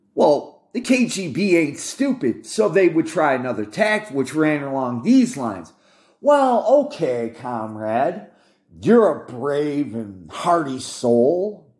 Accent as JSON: {"language": "English", "country": "United States"}